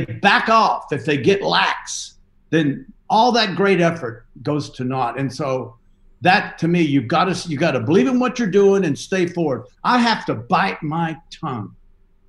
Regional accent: the South, United States; I'm from the South.

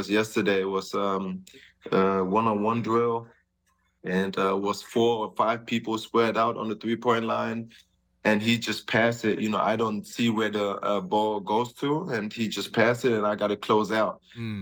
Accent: Germany; moved away; we had Prinzenpark, it's called, back in my hometown

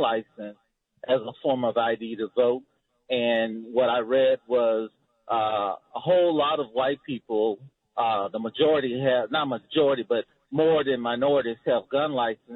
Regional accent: Memphis, Tennessee, United States; I grew up in Memphis in the inner city

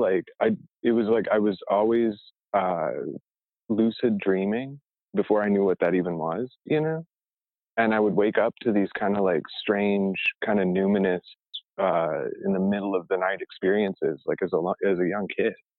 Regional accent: Arizona, United States; also born or lived in Oak Park, Illinois (near Chicago); when we moved from Chicago, we moved to Arizona

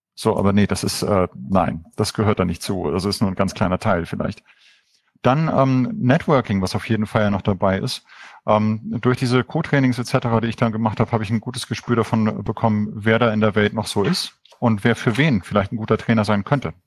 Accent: Hamburg, further toward Denmark, North Germany, Germany; Hamburg ist so die Heimat, eigentlich noch weiter Richtung Dänemark.

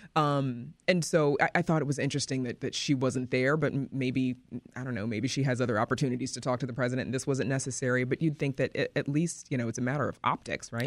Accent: Mississippi, United States; now in Chicago, United States; I'm originally from Mississippi

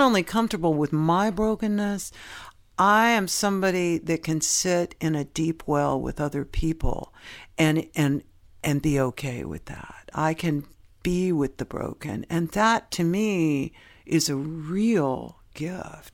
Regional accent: San Francisco Bay Area, California, United States; also born or lived in Knoxville, Tennessee; I'm from Knoxville, Tennessee. I was born, which is a third largest city in Tennessee, but it's, it has a town mentality in that everybody knew everybody. And my parents split up when I was young, and I ended up growing up in the San Francisco Bay Area

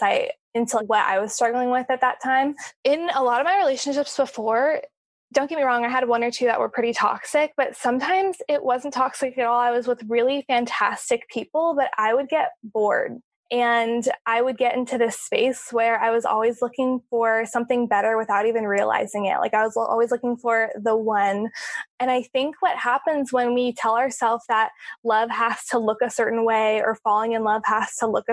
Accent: California, United States; moved away as an adult; also born or lived in Orlando, Florida; now in Hawaii, United States; I'm from California. I grew up there.

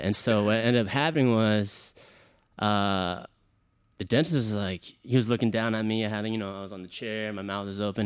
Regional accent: Houston, Texas, United States; I'm from Houston, Texas, born and raised.

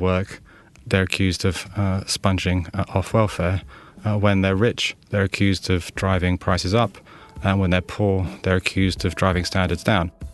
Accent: London, United Kingdom; I was born in London. Uh, my father is French, uh, and my mother is Estonian

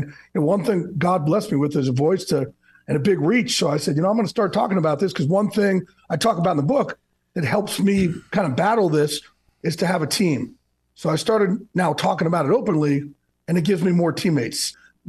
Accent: New Jersey, United States

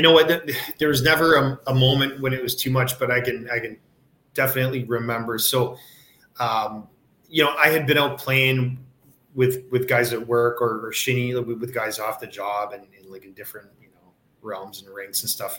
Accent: Kitchener, Ontario, Canada; I grew up in Kitchener, uh, huge hockey town, right between London and Toronto

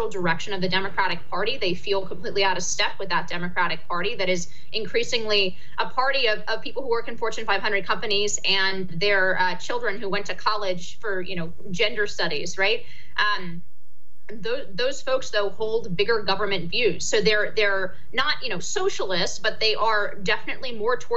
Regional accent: California, United States; moved away; I'm originally from California

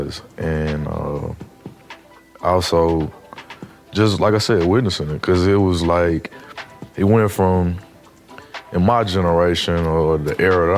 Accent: Nashville, Tennessee, United States; I'm from Nashville

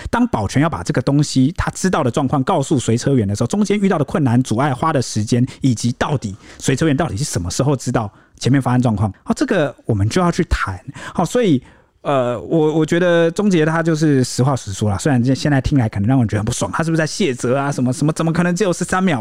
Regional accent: Taiwan; 在我们台湾人的心中

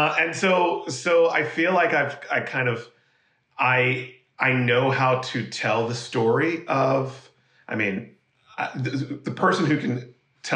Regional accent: Monterey, California, United States; moved away; also born or lived in Philadelphia, Pennsylvania; we moved when I was 2 or 3 years old to Monterey, California, Central California. And we lived there from when I was 3 years old to I was 11

